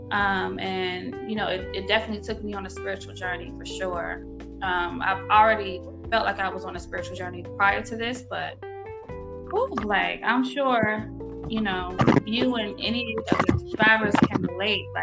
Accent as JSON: {"language": "English", "town": "Norfolk", "region": "Virginia", "country": "United States", "moved": "as an adult", "lives_now": "Atlanta, United States", "said": "I'm originally from Norfolk, Virginia, but I reside here in Atlanta, Georgia. I might as well be from Atlanta. I've been here for uh, over a decade"}